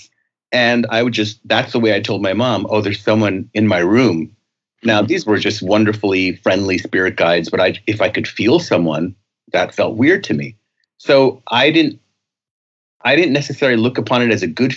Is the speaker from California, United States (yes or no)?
no; New York, United States; I was a very sensitive young boy growing up in the Bronx in New York.